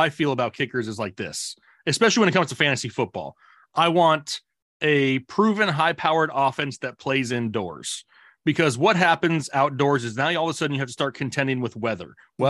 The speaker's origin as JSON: {"language": "English", "region": "Arizona", "country": "United States", "tie": "born or raised there", "said": "I was born and raised in Arizona, so I'm a Cardinals fan."}